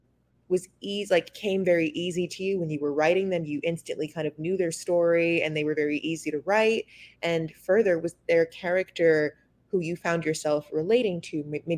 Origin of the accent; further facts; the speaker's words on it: the South, United States; I mean, he wasn't taught at all for me at least I grew up in the South.